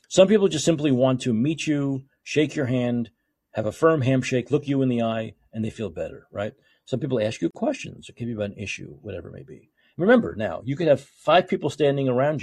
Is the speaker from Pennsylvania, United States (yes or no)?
no; New York, United States; moved away; I was from New York